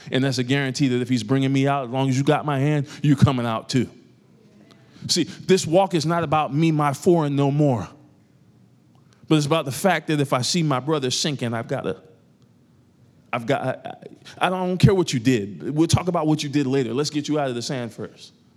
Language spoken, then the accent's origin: English; New York, United States; moved away; I grew up in New York, a part of my life.